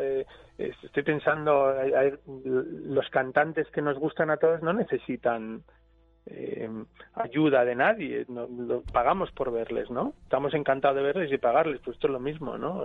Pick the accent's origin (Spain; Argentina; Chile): Spain; Basque Country; soy vasco